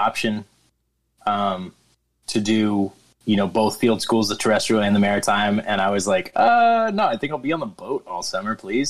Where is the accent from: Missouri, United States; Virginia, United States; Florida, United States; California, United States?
Florida, United States; Tampa area; also born or lived in St. Petersburg, Florida / Pensacola, Florida; little punk from the Tampa area